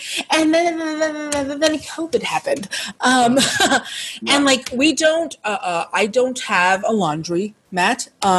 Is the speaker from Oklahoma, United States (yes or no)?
no; Seattle, Washington, United States; I'm from Seattle, in Washington